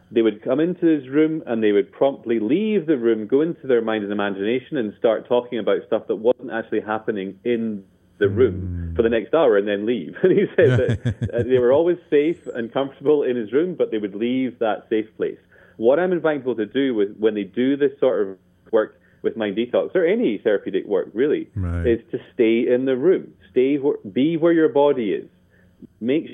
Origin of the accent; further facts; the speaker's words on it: Scotland, United Kingdom; I'm Scottish